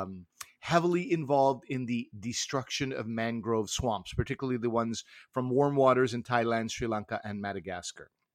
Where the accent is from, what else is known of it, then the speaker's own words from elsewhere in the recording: Canada; speaking as a Canadian